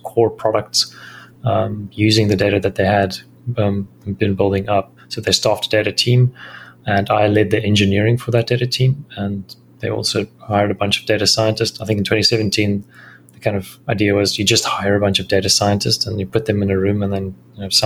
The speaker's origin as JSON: {"language": "English", "country": "South Africa", "also_born_or_lived": "Thailand / Singapore", "moved": "as an adult", "said": "I'm a South African."}